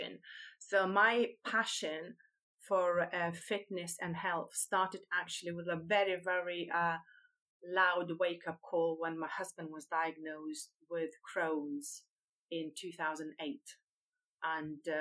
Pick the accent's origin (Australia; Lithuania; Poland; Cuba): Lithuania; moved away as an adult; now in United Kingdom; I come from Lithuania originally. I've been living in UK now for over 23 years